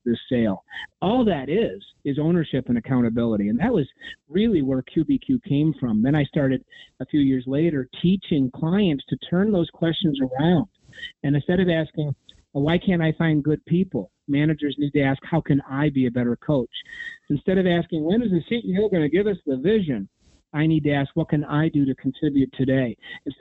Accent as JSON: {"language": "English", "town": "Ithaca", "region": "New York", "country": "United States", "tie": "born or raised there", "said": "I was raised in Ithaca, New York"}